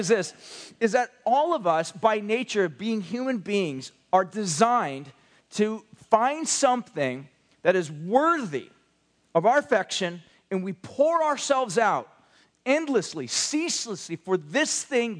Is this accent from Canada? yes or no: no; United States; especially us as American Westerners